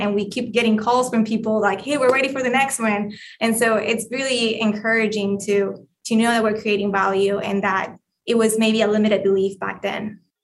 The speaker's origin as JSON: {"language": "English", "country": "Colombia", "second_language": "English", "moved": "yes", "said": "I am Colombian, if you haven't heard my accent"}